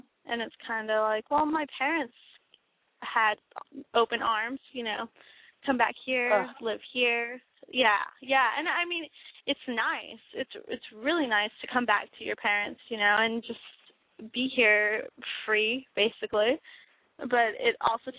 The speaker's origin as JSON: {"language": "English", "region": "Texas", "country": "United States", "said": "I'm 23 years old, and I am from Texas."}